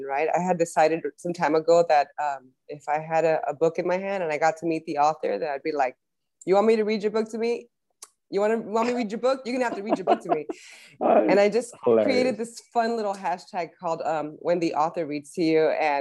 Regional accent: Los Angeles, California, United States; both of us, born and raised in LA.

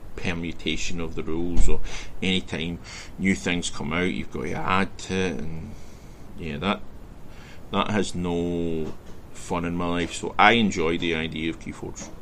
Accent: west of Scotland, United Kingdom; I grew up in Scotland, where, in the west of Scotland, where Celtic and Rangers, Catholic and Protestant, were the divide

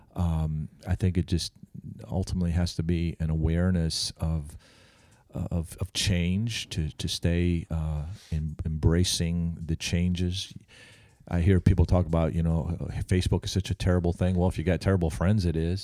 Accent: Albany, New York, United States; I'm from Albany, New York

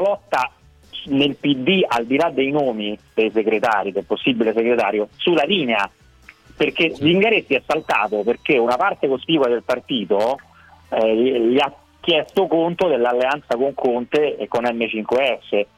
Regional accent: Rome, Lazio, Italy; la musica etnica delle mie parti

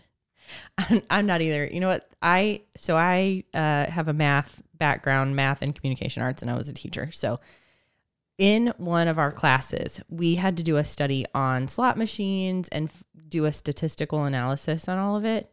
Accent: Northeast Ohio, United States; now in Missouri, United States; I grew up in Northeast Ohio

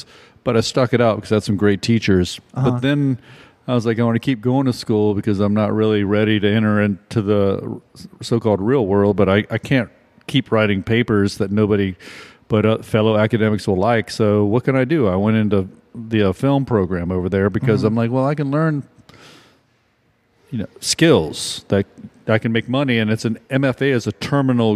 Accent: Virginia, United States; now in New Orleans, United States; I grew up in Virginia

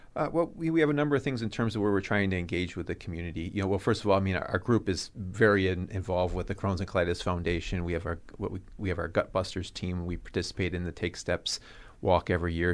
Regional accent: Cudahy, Wisconsin, United States; also born or lived in Omaha, Nebraska / Arizona; I'm originally from Cudahy

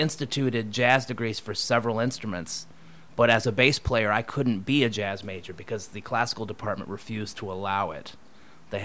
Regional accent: Topeka, Kansas, United States; moved away as an adult; also born or lived in Colorado; now in East Coast, United States; I was born in Colorado, and we lived there until I was like 6. Then my father moved to Topeka, Kansas for a job, so I actually went to high school, all the way through high school in Topeka.

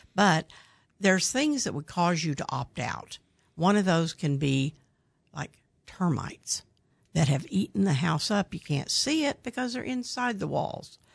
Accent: Midwest City, Oklahoma, United States; I grew up in Midwest City

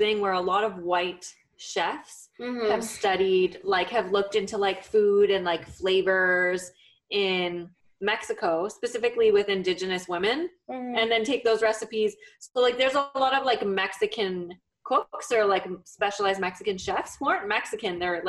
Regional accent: Nigeria; And like, I don't know, I'm Nigerian.

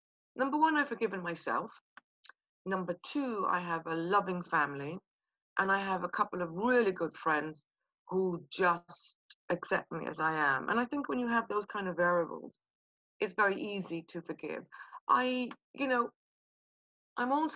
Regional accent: Kilkenny, Leinster, Ireland; accent: soft Irish; moved away as an adult; also born or lived in Belfast, Northern Ireland; now in London, United Kingdom; I was born in Belfast, raised in Kilkenny

